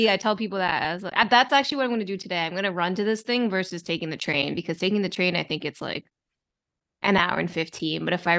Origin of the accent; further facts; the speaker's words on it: Maryland, United States; now in New York City, United States; I grew up in Maryland, like close to DC.